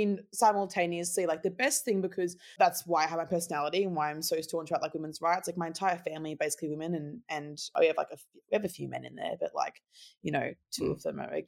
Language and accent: English; Brisbane, Queensland, Australia; also born or lived in Gold Coast, Queensland; I was born on the Gold Coast, had a single mum, iconic Laura. We love you. Love you, Laura. And I have one sister, and we moved to Brisbane when I was, like, 8